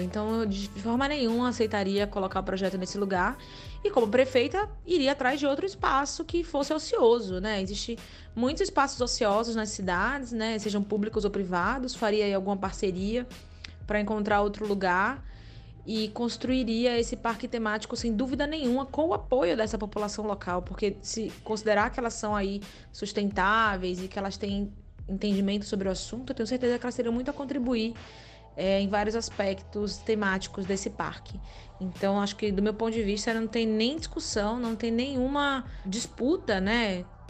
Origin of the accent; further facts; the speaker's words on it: Aracaju, Sergipe, Brazil; now in São Paulo, Brazil; Aracaju, minha terra